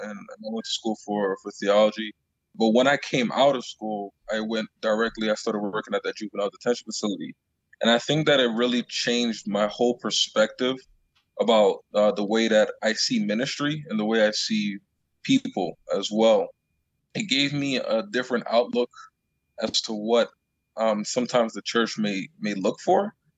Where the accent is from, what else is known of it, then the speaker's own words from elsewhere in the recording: Long Island, New York, United States; moved away as an adult; also born or lived in Canada; I grew up in Long Island